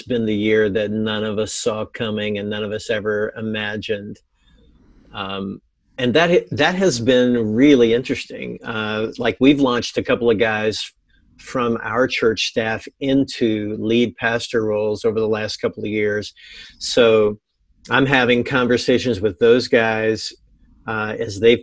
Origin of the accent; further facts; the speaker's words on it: Virginia, United States; moved away as an adult; also born or lived in North Carolina / Columbus, Ohio; now in Springfield, Illinois, United States; I grew up in Virginia